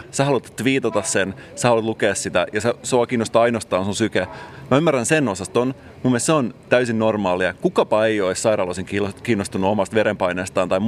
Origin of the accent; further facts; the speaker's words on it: Salo, Southwest Finland, Finland; Mä itse lähtöisin Salosta.